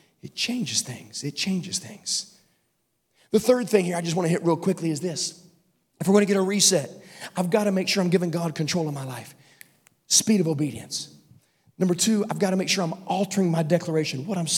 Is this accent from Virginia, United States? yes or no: yes; Virginia, United States; I grew up in Virginia, and we used to, as a family, go to this place called Hungry Mother Park